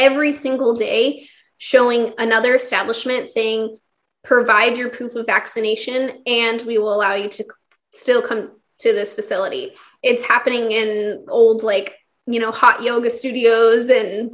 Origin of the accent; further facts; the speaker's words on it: Kansas, United States; moved away as an adult; also born or lived in California; now in Texas, United States; I'm actually from the Midwest